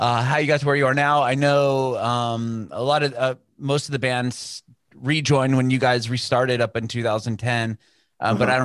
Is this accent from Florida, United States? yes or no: no; San Diego, California, United States; also born or lived in Bay Area; I'm from San Diego